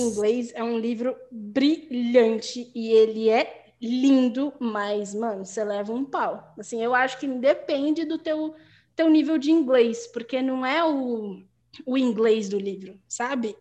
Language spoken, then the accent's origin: Portuguese; Guarulhos, São Paulo, Brazil; first language Portuguese; a gente saía de Guarulhos, porque nós dois somos de Guarulhos